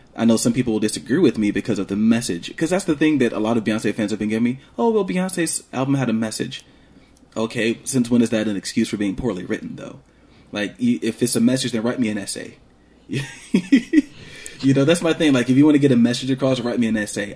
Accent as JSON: {"language": "English", "town": "Columbus", "region": "Georgia", "country": "United States", "tie": "born or raised there", "said": "I grew up in Columbus, and a lot of you probably don't know that, but I grew up in Columbus."}